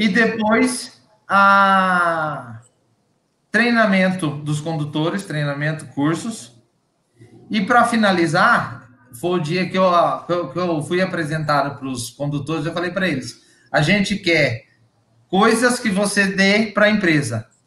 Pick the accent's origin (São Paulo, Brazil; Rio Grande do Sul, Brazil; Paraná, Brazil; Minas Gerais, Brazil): São Paulo, Brazil; Bebedouro; eu sou do interior de São Paulo, aqui de Bebedouro